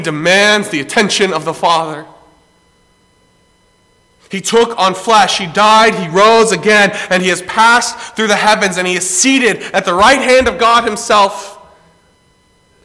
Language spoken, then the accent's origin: English; Greenville, South Carolina, United States; I grew up in Greenville, South Carolina, pretty much on the campus of Bob Jones University